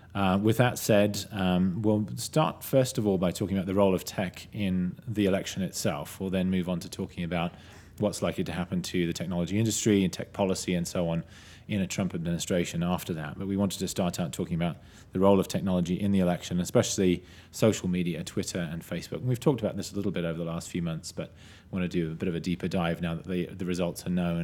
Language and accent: English; United Kingdom; now in United States; I'm a British citizen who's not yet a U S citizen